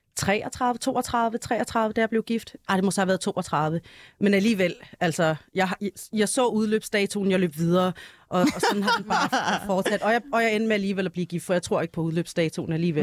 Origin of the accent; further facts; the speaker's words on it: Denmark; vi, vi alle sammen er, er født og opvokset i Danmark